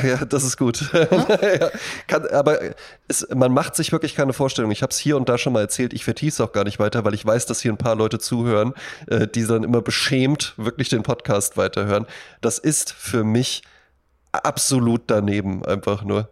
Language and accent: German; Germany; In Bonn-Baden, wo ich herkomme, neben dem Haus, in dem ich aufgewachsen bin